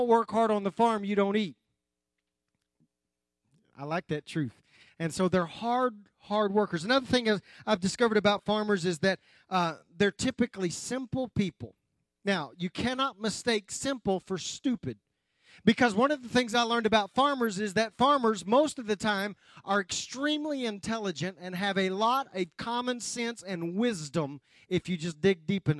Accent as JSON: {"language": "English", "town": "Anadarko", "region": "Oklahoma", "country": "United States", "tie": "born or raised there", "said": "I grew up in West Oklahoma, Anadarko, Oklahoma."}